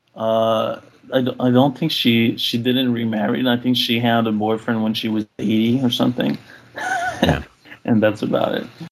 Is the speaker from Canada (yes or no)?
yes; Quebec, Canada; now in Ottawa, Canada; I am from Quebec, although I do live mm. in hmm. Ottawa